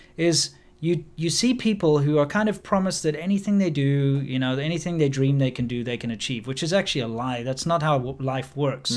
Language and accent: English; South Africa; moved away as an adult; also born or lived in China; I am a South African